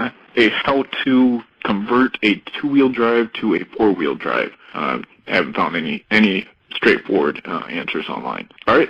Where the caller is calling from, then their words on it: Houston, Texas, United States; at xjtalk.com. I'm calling from Houston, Texas.